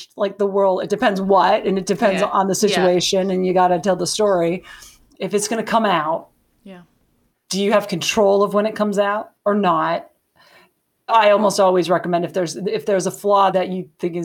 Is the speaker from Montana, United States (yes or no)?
yes; Montana, United States; I'm from Montana